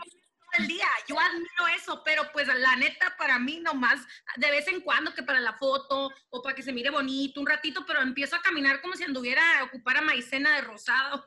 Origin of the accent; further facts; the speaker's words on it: Los Angeles, California, United States; accent: pocha; also born or lived in Culiacán, Sinaloa; pero crecí, nací aquí en Los Ángeles